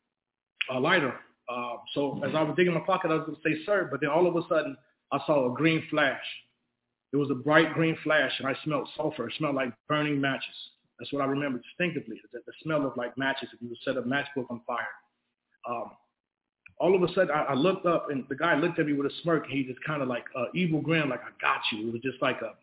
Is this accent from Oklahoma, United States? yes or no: no; Chicago, Illinois, United States; I'm originally from Chicago, Illinois